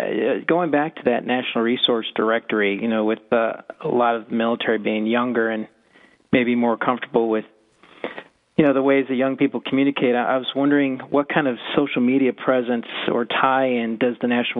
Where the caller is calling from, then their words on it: Alexandria, Virginia, United States; I'm actually calling from Alexandria, Virginia.